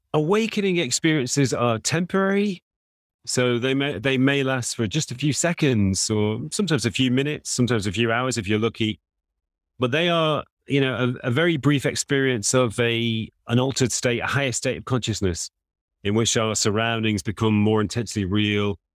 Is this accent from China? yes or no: no; England, United Kingdom; I'm also an Englishman